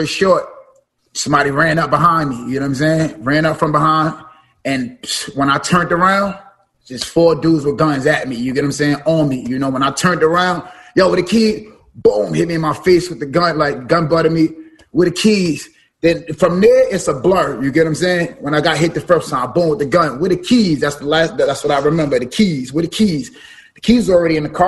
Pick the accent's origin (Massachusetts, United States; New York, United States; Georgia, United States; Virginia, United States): New York, United States; New York City; also born or lived in Brooklyn; now in New Jersey, United States; I'm from parts like that. I'm from Bama's, East New York